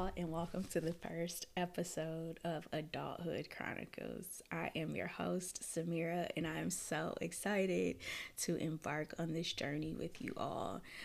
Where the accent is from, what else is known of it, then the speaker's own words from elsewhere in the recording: Minneapolis, Minnesota, United States; moved away as an adult; also born or lived in Florida; now in Detroit, United States; I was born and raised in Minneapolis, Minnesota, the north side.